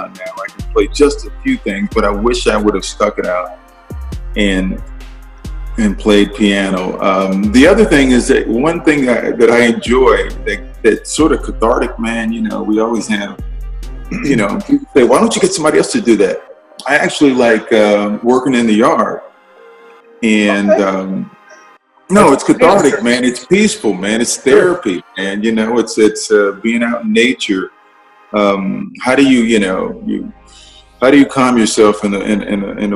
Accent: California, United States; now in Boise, United States; growing up in California

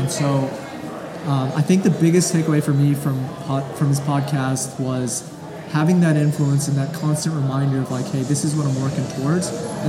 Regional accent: Dallas, Texas, United States; I'm from Dallas, Texas.

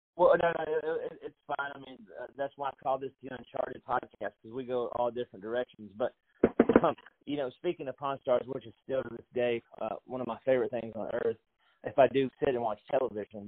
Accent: hometown of President Polk, Tennessee, United States; I am proud that he lives in my hometown

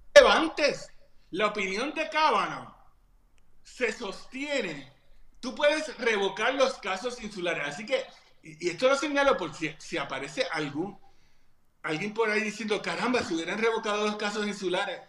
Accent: Puerto Rico; no somos Estado

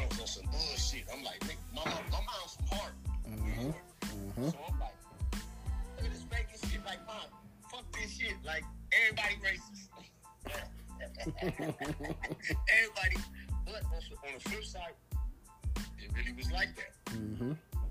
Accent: Inglewood, California, United States; also born or lived in Bronx, New York; I'm from the West Coast. I was born at Daniel Freeman Hospital in Inglewood, California, across the street from the Forum

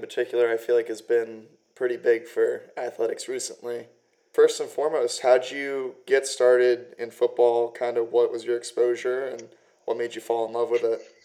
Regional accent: United States; I'm from um, just outside of DC

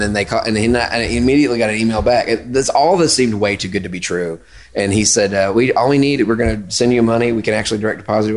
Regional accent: Memphis, Tennessee, United States; accent: southern; I'm from Memphis

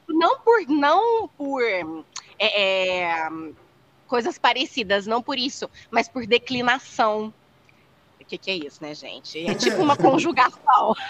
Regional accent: Minas Gerais, Brazil; accent: mineiro; also born or lived in London; now in Paraná, Brazil; Eu sou mineira

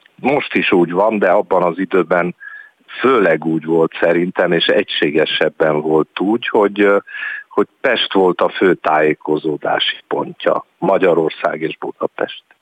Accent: Cluj-Napoca, Cluj County, Romania; moved away; én Kolozsváron születtem, és éltem sokáig

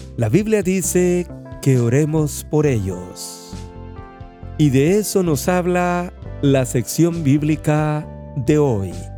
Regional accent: Guatemala; moved away; Guatemala, nuestro país de origen

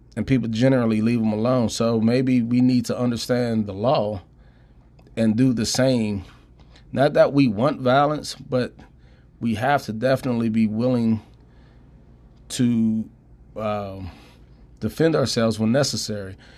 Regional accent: Prince George's County, Washington D.C. area, Maryland, United States; moved away as an adult; also born or lived in Pittsburgh, Pennsylvania / Idaho; Growing up in D C, Prince George's County, uh, you know, I, I lived there, not my whole life, 'cause I'm originally from Pittsburgh. But when I moved there when I was about eight, nine years old

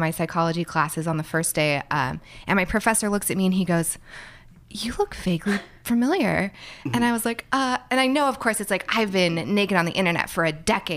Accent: Bay Area, California, United States; moved away as an adult; also born or lived in New York / San Francisco; now in Los Angeles, United States; I grew up in the Bay Area

